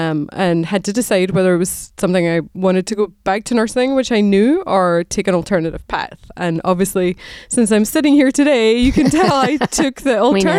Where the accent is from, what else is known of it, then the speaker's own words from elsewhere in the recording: Scotland, United Kingdom; moved away as an adult; now in United States; So I grew up in Scotland, and I went to the University of Edinburgh and did nursing as my graduate degree, and moved to the States in the late 90s, and got married to an American